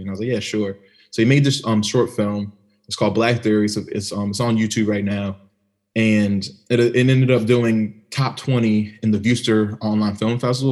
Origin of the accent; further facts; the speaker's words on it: Maryland, United States; I grew up in Maryland. You know, the DMV